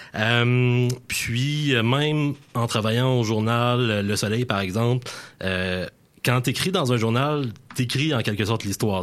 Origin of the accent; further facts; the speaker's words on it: La Pocatière, Quebec, Canada; je suis originaire de La Pocatière, là, porte d'entrée du Bas-Saint-Laurent